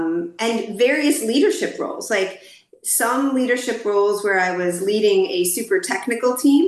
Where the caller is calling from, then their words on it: Dallas, Texas, United States; I'm calling in from Dallas, Texas, my home city and state.